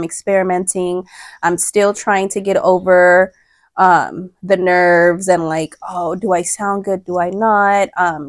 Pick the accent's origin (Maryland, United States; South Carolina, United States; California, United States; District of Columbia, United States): California, United States; Los Angeles; I was born and raised in Los Angeles in the Crenshaw district.